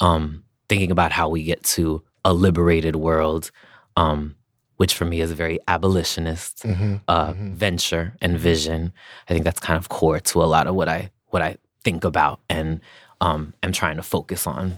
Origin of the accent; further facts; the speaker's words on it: Amherst, Massachusetts, United States; Because I'm from Massachusetts. I grew up in Massachusetts on